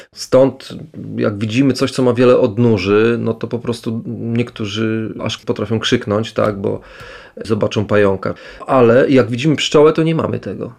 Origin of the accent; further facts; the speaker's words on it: Lublin, Lublin Voivodeship, Poland; wywodzę się ze środowiska wiejskiego, bo urodziłem się tuż pod Lublinem, to jest dzisiaj już część Lublina